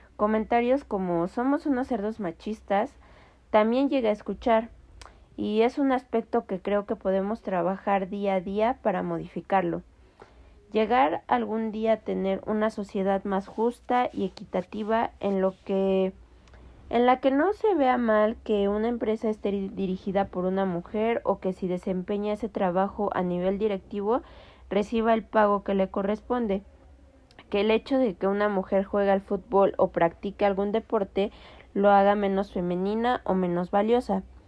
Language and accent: Spanish; Mexico; tenemos como cultura mexicana